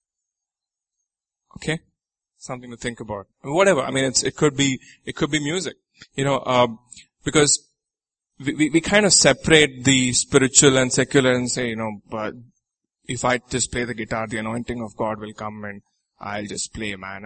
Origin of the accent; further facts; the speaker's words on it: Nigeria; I'm from Nigeria